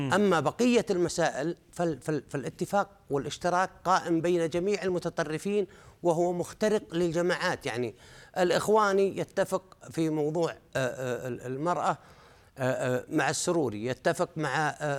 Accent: Saudi Arabia; نحن عندنا في السعوديه

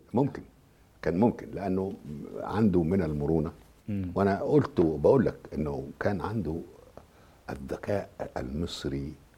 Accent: Egypt; أنا كمصري

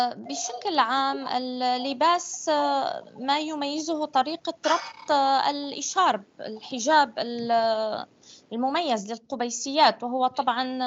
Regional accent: Syria; أنا لست ابنة دمشق أنا ابنة محافظة أخرى في سوريا

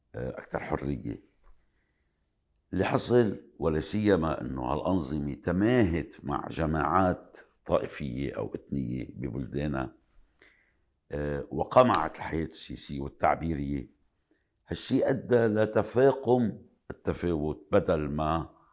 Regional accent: Lebanon; بلبنان تحديداً أنا كلبناني، آه، عم عيش شخصياً كمان

